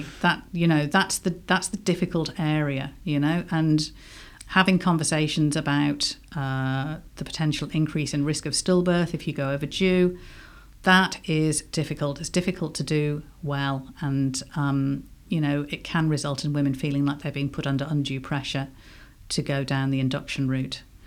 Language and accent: English; England, United Kingdom; accent: English; now in Ireland; I obviously I've got an English accent. I'm British originally